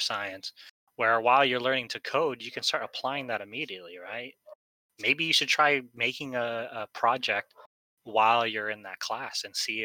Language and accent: English; Philippines; I'm Filipino